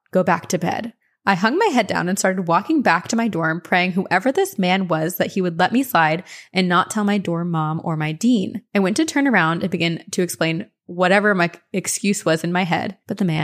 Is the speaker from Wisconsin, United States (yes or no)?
no; Cleveland, Ohio, United States; born or raised there; also born or lived in Tampa